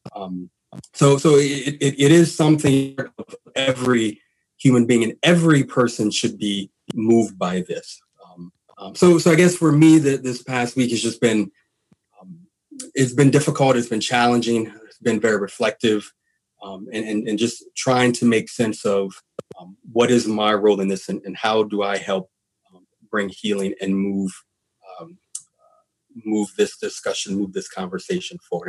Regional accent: Louisiana, United States; now in Washington, United States; I'm from Louisiana uh, originally

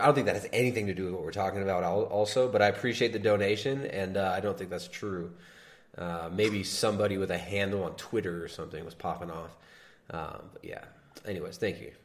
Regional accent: Southern California, United States; now in Ecuador; I grew up in Southern California

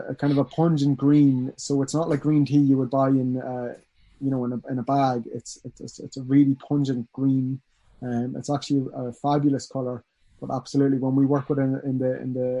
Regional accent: Dundalk, Leinster, Ireland; also born or lived in Dublin / Washington, D.C. / Australia; I'm from Dundalk

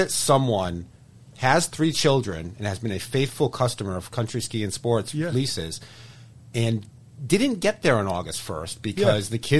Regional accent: next to Mansfield, Massachusetts, United States; Mansfield, next to my hometown

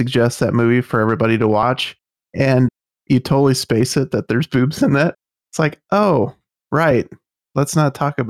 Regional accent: Utah, United States; moved away; I was born in Utah.

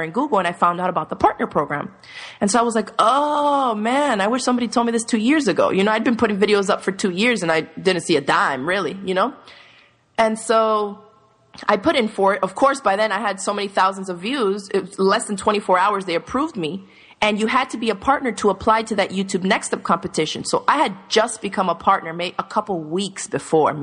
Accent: Miami, Florida, United States; moved away; also born or lived in New York / Dominican Republic; I grew up in Miami

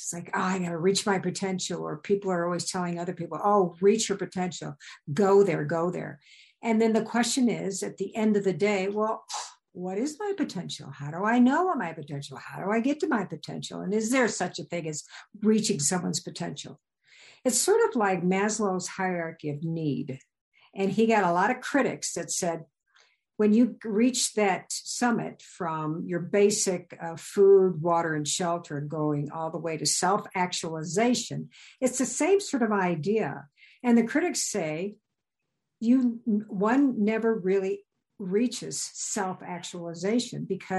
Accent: Midwest, United States; And I came from the Midwest. So seeing a mountain was a big deal, but climbing it was something else.

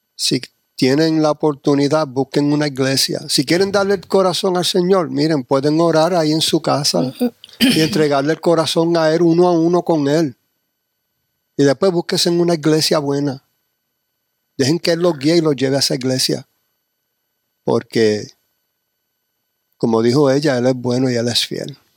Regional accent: United States; also born or lived in New York / New Jersey; yo me crié en New Jersey, y Nueva York y ese era el ambiente

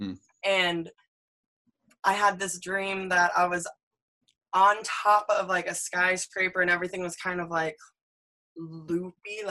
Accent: Michigan, United States; we grew up in Michigan together

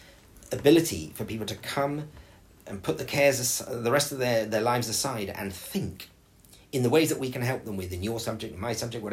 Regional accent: England, United Kingdom; now in Dubai, United Arab Emirates; a very small rural school in where I grew up in England

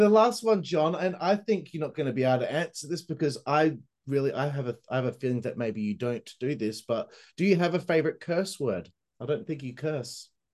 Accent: Perth, Western Australia, Australia; I'm from Perth, Western Australia, which uh, is known as the most isolated city in the world.

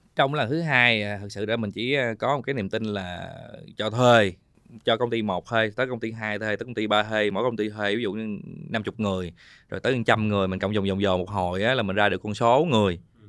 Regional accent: Binh Duong, Vietnam; mình sinh ra ở Bình Dương

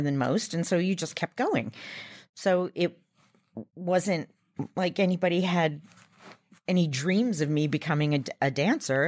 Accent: Long Island, New York, United States; I grew up on Long Island in New York

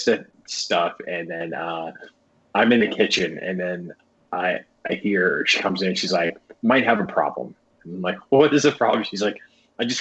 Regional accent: Ohio, United States; I'm from Ohio

